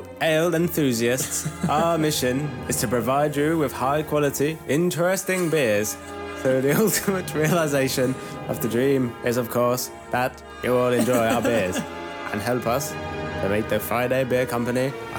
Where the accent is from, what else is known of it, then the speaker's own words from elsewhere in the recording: Malvern, West Midlands, United Kingdom; moved away; also born or lived in Herefordshire / Bream's Green; We've both lived in Herefordshire for a long time of our lives and then spent a lot of our time in the Worcestershire town of Malvern and Colwall